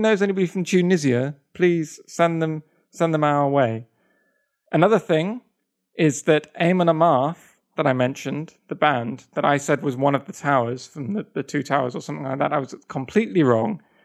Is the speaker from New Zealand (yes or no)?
no; England, United Kingdom; moved away as an adult; also born or lived in Kyoto, Japan; I'm not American, I'm English